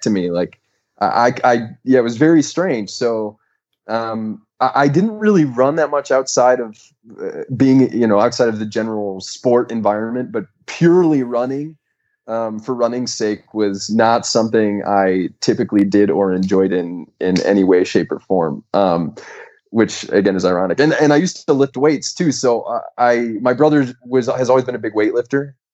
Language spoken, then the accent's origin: English; Grosse Pointe Park, Michigan, United States; now in Denver, United States; I'm from a town called Grosse Pointe Park, and it's southeast Michigan, kind of right outside Detroit